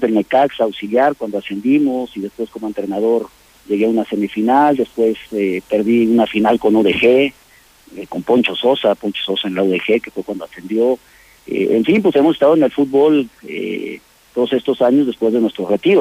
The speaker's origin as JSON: {"language": "Spanish", "region": "Aguascalientes", "country": "Mexico", "moved": "yes", "said": "somos gente de Aguascalientes"}